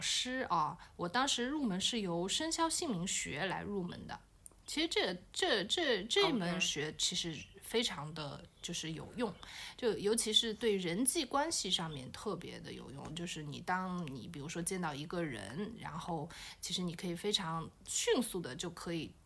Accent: Wenzhou, Zhejiang, China; 我们温州话

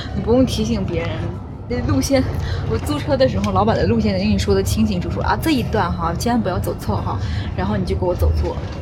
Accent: Northeast China, China; 我们东北人都很热情的

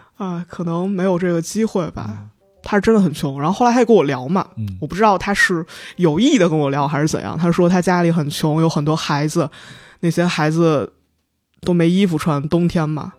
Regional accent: Linyi, Shandong, China; moved away; also born or lived in Cairo; 我是临沂人

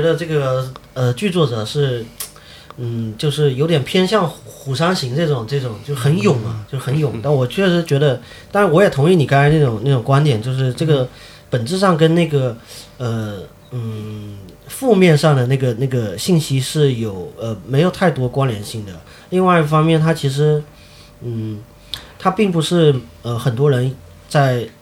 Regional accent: Sanming, Fujian, China; moved away as an adult; also born or lived in Beijing; now in Xiamen, China; 我是在三明长大的

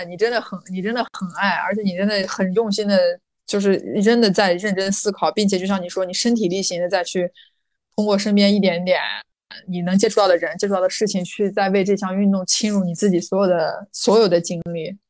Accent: Xinjiang, China; 重点是让你认识了我来自新疆，我是谁？

